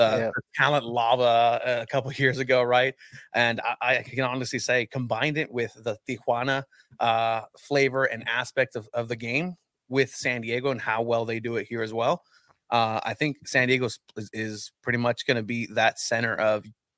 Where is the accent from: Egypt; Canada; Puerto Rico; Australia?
Egypt; I thought I knew ancient people because I'm from Egypt, right?